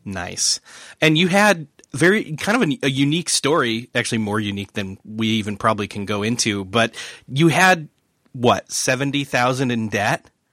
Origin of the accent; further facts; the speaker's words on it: Rochester, New York, United States; moved away; I'm originally from Rochester, New York